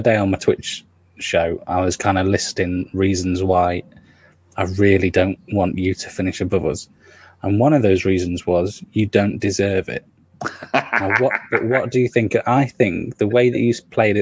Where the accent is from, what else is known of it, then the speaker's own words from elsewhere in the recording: Nottingham, East Midlands, United Kingdom; I'm from Nottingham